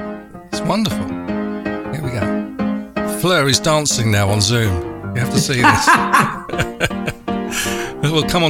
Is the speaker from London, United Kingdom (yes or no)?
yes; London, United Kingdom; I was born in Enfield Town.